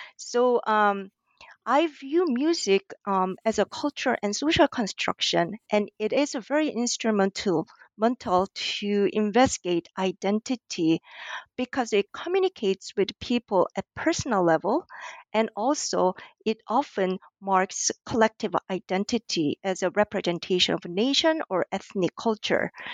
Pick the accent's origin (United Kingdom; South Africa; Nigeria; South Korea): South Korea; English is a second language; moved away as an adult; also born or lived in New York, United States / Hawaii, United States; now in Auckland, New Zealand; I was born and raised in South Korea until I moved to the U S, um, as an inter-, national student